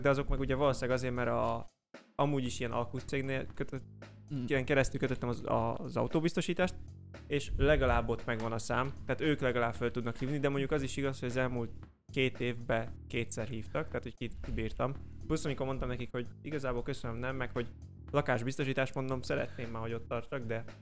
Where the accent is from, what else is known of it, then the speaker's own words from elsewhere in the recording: Somogy, Hungary; Somogyi vagyok